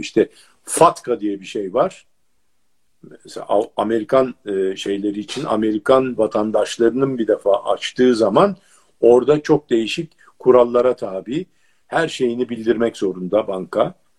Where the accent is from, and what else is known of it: Turkey